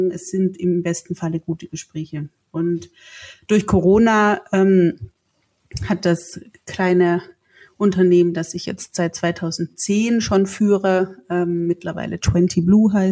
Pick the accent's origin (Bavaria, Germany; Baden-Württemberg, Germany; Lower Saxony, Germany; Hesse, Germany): Baden-Württemberg, Germany; accent: Swabian; Ich komme ja auch aus dem Süden und habe damals gab es noch SDR 3 mit äh, 16, 17 ein im besten Schwäbisch gesprochenen ein Tape geschickt